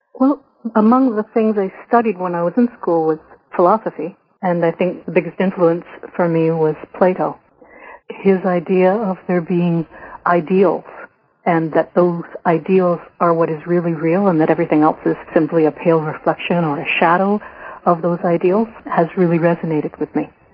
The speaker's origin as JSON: {"language": "English", "country": "Canada", "said": "I was a white Irish Canadian woman"}